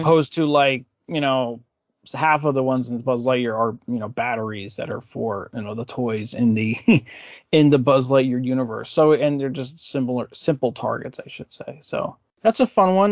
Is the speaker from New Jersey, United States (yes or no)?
yes; New Jersey, United States; I'm from New Jersey